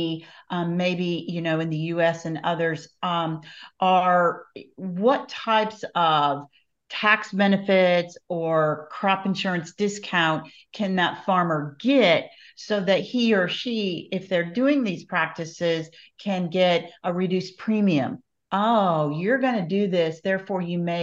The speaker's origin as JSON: {"language": "English", "region": "Iowa", "country": "United States", "tie": "born or raised there", "said": "When I was growing up in Iowa, so many years ago"}